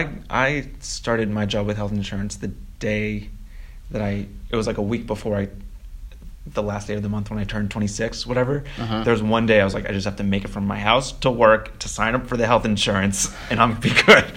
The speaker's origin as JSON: {"language": "English", "region": "Maine", "country": "United States", "said": "I'm from Maine"}